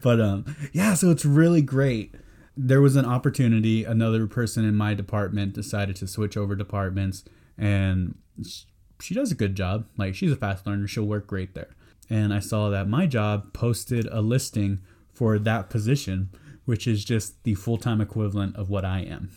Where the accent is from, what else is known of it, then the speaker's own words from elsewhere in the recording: San Antonio, Texas, United States; I'm from San Antonio